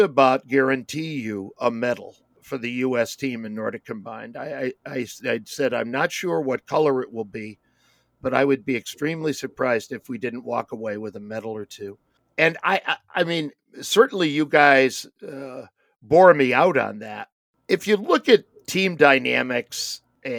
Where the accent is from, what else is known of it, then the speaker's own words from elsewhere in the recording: United States; as an American